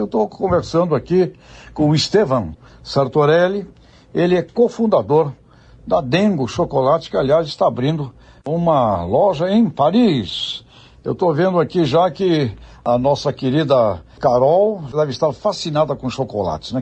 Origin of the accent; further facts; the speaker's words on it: Brazil; nossa aqui como brasileiros